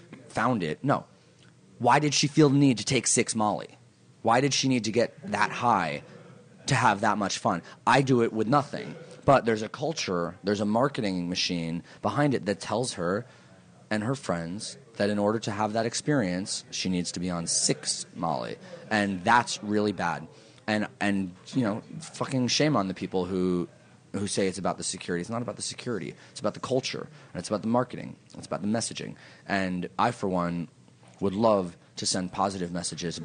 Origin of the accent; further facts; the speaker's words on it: New York City, New York, United States; I'm from New York